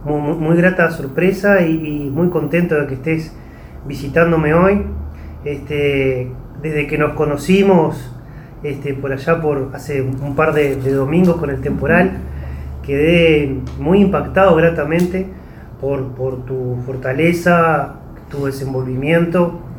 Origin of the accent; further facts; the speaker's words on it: Tala, Canelones, Uruguay; él, era sargento en, la ciudad de Tala, Canelones, de donde soy oriundo.